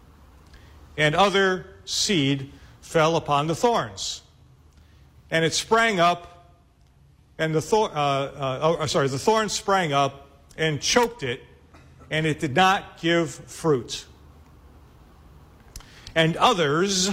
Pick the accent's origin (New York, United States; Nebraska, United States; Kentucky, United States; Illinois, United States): Illinois, United States; Chicago; I'm from Chicago